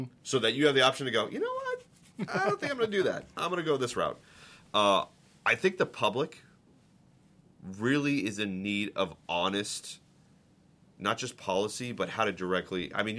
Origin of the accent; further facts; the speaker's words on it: Boston, Massachusetts, United States; I'm a diehard Red Sox fan. I'm from Boston. I know you asked me where the accent is. I lost it a long time ago when I moved around the country.